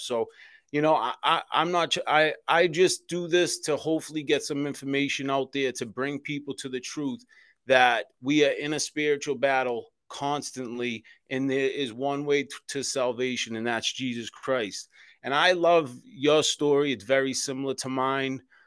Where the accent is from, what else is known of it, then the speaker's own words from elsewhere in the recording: Boston, Massachusetts, United States; I was born and raised in South Boston, Massachusetts, in the Old Colony Projects